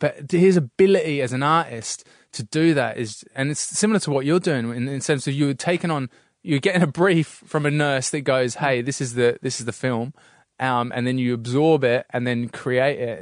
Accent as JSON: {"language": "English", "region": "England", "country": "United Kingdom", "moved": "yes", "lives_now": "Australia", "said": "being put down in Australia for being English, 'cause that you'd be a pommy"}